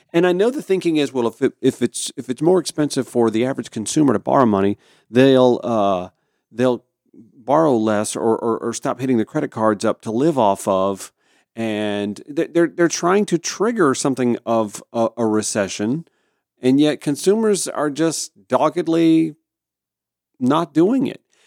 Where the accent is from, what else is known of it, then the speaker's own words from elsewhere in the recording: Augusta, Georgia, United States; also born or lived in Grovetown, Georgia; my hometown of Augusta, Georgia